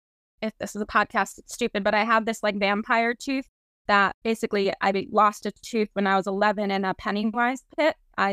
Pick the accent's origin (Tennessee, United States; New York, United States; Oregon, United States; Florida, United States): New York, United States; I'm from New York, born and raised here